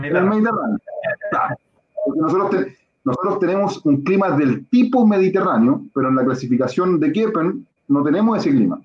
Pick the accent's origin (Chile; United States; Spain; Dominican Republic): Chile; yo confío plenamente en mi país